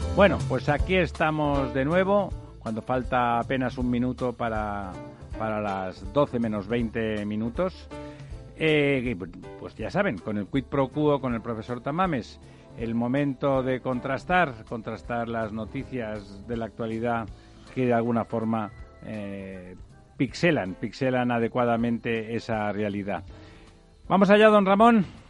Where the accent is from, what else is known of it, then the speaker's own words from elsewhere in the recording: Barcelona, Catalonia, Spain; mi ciudad natal, eh, Barcelona